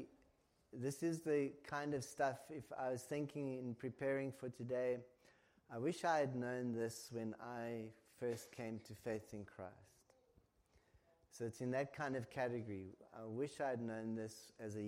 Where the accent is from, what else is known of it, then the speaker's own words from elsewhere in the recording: South Africa; now in Ireland; As a South African